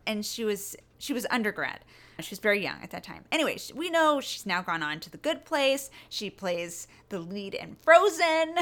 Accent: Northern California, United States; also born or lived in New York; I'm from Northern California

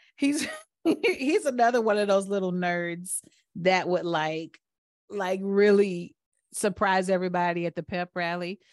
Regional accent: Atlanta, Georgia, United States; growing up in Atlanta, I thought that black people were everywhere.

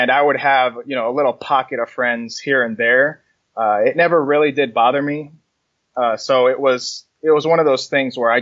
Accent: New Jersey, United States; moved away; also born or lived in Kansas / Florida; I was born in New Jersey, and I grew up for a good portion of my life in New Jersey

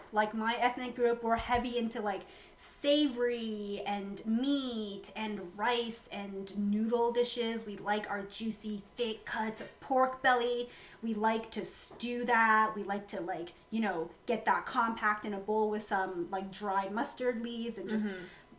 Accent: Guangxi, China; moved away; So, I'm from Guangxi province, and our neighboring province is Guangzhou, and they're a Cantonese-speaking province.

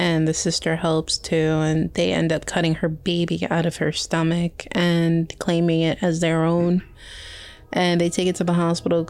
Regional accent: New York City, New York, United States; I was raised in Brooklyn

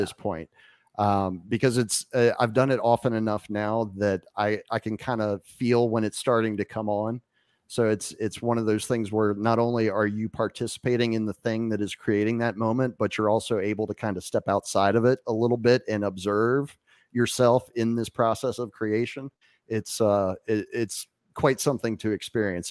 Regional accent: Winchester, Virginia, United States; moved away as an adult; now in Acapulco, Mexico; my hometown of Winchester, Virginia

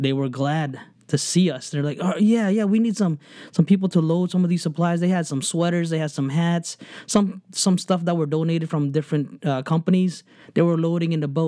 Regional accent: New Jersey, United States; I grew up in New Jersey

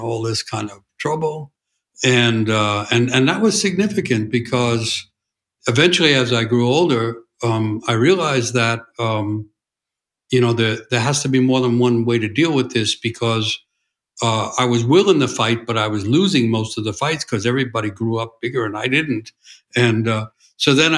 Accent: New York City, New York, United States; I grew up in New York City in what was called a blue-collar

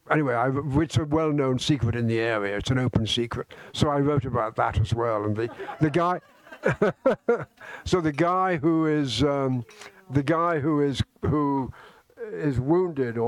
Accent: Scotland, United Kingdom; I'm a Scotsman. I'm a Brit.

